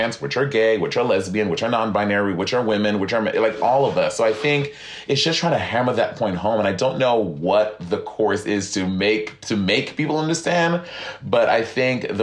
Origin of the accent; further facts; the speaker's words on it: St. Lucia; moved away; growing up, I grew up in St. Lucia